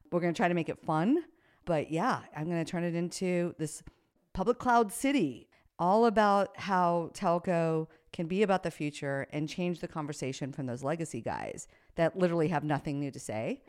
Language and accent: English; United States; I'm an American